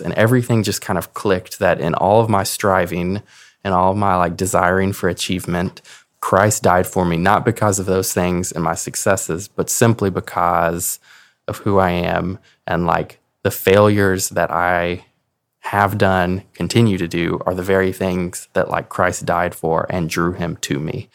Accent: Clarksville, Tennessee, United States; I am from Clarksville, Tennessee

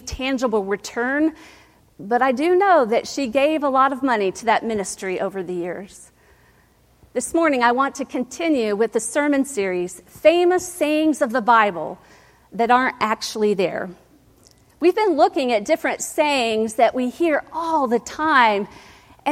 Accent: Ohio, United States; moved away; growing up in Ohio

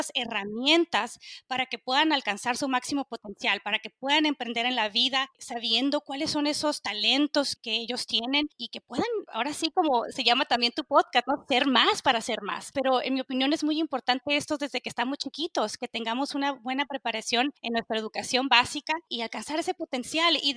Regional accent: Mexico; soy mexicana, soy crecida en México, no soy ajena a lo que sucede en mi país

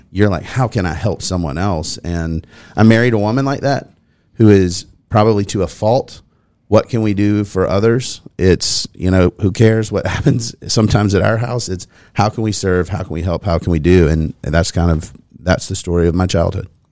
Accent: Nolensville, Tennessee, United States; I grew up here as well.

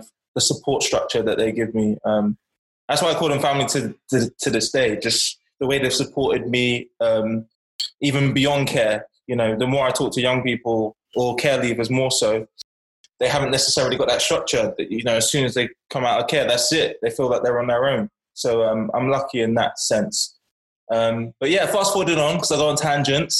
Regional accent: Bournemouth, South West England, United Kingdom; also born or lived in Hackney, London; fostered in Bournemouth from 8 years old.

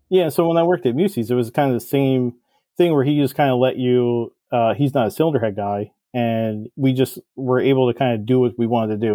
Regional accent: New Jersey, United States; I'm from Jersey

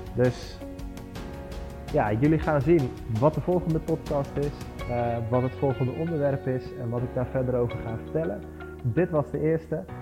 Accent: Barneveld, Gelderland, Netherlands; ik kom uit Barneveld. Dat is een dorpje in het midden van Nederland, vlakbij Amersfoort en Apeldoorn

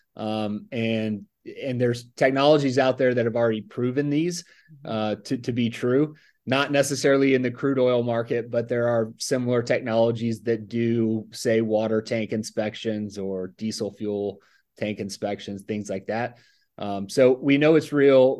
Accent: Mobile, Alabama, United States; moved away as an adult; also born or lived in Tuscaloosa, Alabama; now in Texas, United States; I grew up in Mobile, Alabama area, uh, Baldwin County

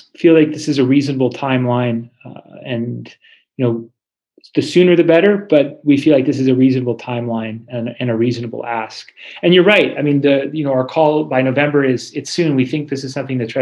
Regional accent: Oregon, United States; I grew up in Oregon.

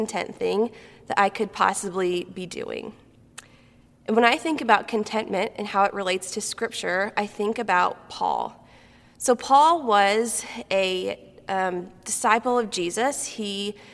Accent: Galesburg, Illinois, United States; moved away as an adult; also born or lived in Kentucky; I was born and raised in Central Illinois over in Galesburg

